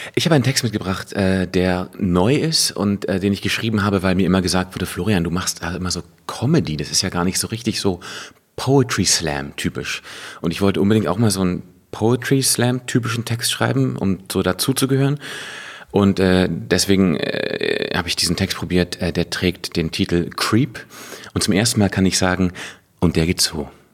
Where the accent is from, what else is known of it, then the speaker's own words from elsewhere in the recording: Hanover, Lower Saxony, Germany; moved away; Hannover, meiner alten Heimatstadt